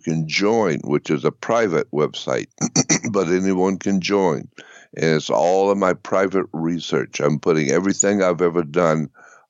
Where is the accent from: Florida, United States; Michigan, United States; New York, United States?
Florida, United States; Pensacola; moved away as an adult; now in Los Angeles, United States; I was born and raised in Pensacola, Florida